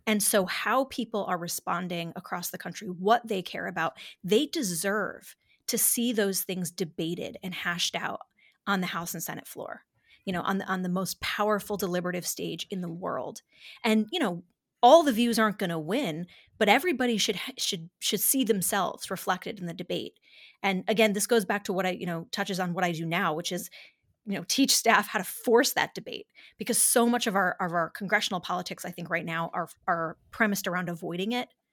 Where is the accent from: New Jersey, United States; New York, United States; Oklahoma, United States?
New York, United States; Dansville; I grew up in a little town called Dansville, New York, uh, population four thousand